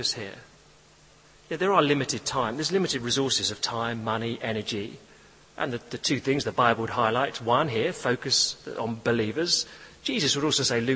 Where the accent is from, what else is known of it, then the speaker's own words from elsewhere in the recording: England, United Kingdom; I'm English